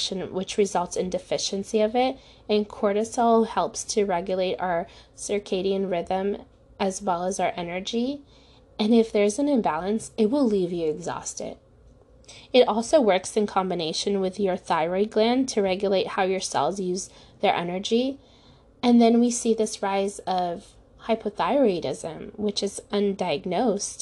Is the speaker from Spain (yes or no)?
no; Ukraine; now in United States; I was born in Ukraine